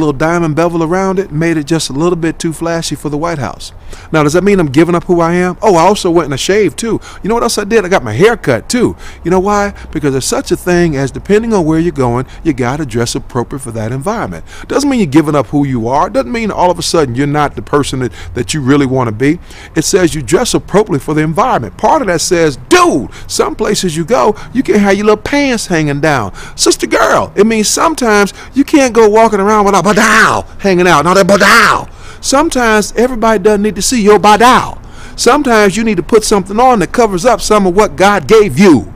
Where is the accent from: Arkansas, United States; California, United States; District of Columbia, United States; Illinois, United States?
Illinois, United States; Chicago; I'm from Chicago, Chi-Town, South Side